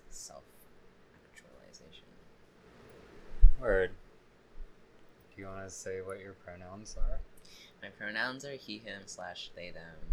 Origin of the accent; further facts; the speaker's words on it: Jacmel, Sud-Est, Haiti; born there; also born or lived in Boston / Brooklyn / Long Island / Cuba; I was born in Jacmel, Haiti.